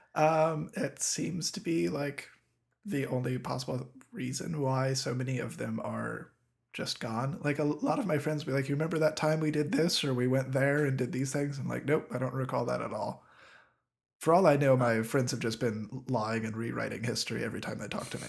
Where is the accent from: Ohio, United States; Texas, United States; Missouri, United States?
Ohio, United States; southwestern; my hometown, which is in southwestern Ohio